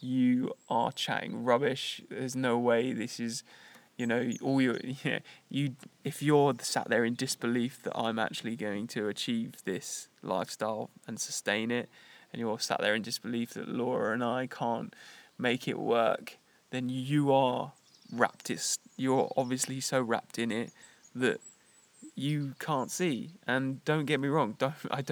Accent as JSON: {"language": "English", "country": "United Kingdom", "tie": "born or raised there", "moved": "as an adult", "said": "my identity as British, like, is just that now. It's just where I was brought up and where I lived for the first 28 years of my life"}